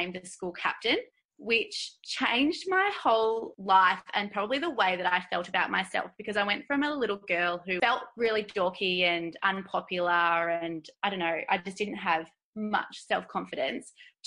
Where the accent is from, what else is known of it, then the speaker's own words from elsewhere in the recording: Deniliquin, New South Wales, Australia; now in Geelong, Australia; I grew up in Druidery, which is a small little town in country New South Wales, north of the Victorian border